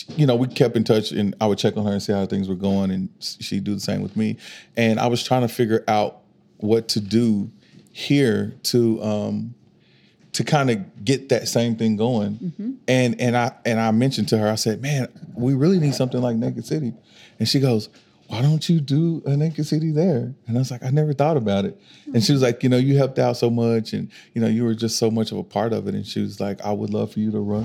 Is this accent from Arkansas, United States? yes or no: yes; Arkansas, United States; moved away as an adult; now in Oklahoma City, United States; I'm from Arkansas, but I've been here for 5 years, going on six now